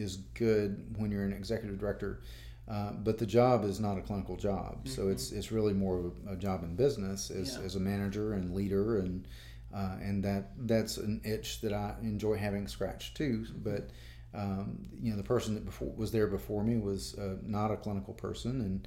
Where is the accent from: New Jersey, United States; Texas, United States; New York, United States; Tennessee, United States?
Tennessee, United States; Henderson; also born or lived in Memphis, Tennessee / Jackson, Tennessee; I grew up in Henderson